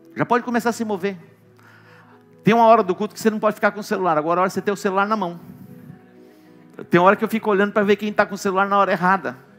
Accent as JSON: {"language": "Portuguese", "town": "Douradina", "region": "Mato Grosso do Sul", "country": "Brazil", "moved": "yes", "said": "Eu vim de Douradina"}